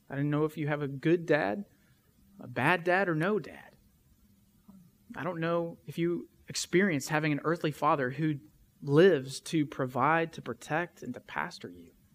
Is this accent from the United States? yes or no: yes; West Tennessee, United States; we're from West Tennessee